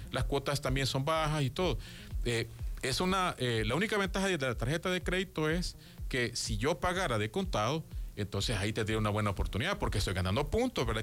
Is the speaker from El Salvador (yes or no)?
yes; El Salvador; como todo un salvadoreño